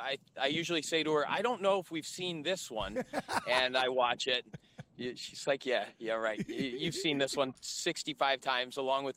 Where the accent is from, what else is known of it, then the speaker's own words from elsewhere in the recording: Geneva, Ohio, United States; moved away as an adult; also born or lived in South Beach, Florida; now in Savannah, United States; So I grew up in Geneva, Ohio, little rural farm town, about 3,000 people.